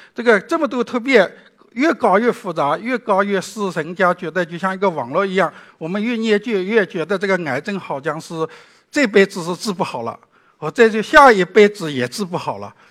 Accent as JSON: {"language": "Chinese", "country": "China", "said": "我们中国人"}